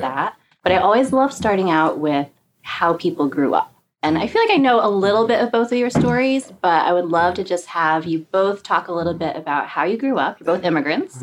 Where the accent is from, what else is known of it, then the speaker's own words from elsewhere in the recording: Connecticut, United States; I grew up mostly in Connecticut